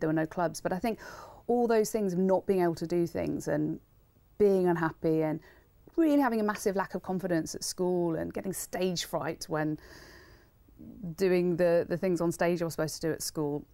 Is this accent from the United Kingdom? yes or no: yes; Wolverhampton, West Midlands, United Kingdom; growing up in Wolverhampton